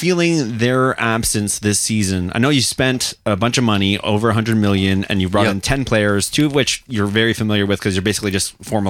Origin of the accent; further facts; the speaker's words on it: Glasgow, Scotland, United Kingdom; we're both from Glasgow too.